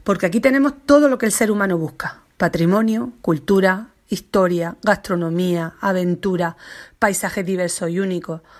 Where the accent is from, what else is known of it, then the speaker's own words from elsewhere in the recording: Baza, Andalusia, Spain; Soy bastetana, granaína, andaluza y española, y amo a mi tierra, a su gente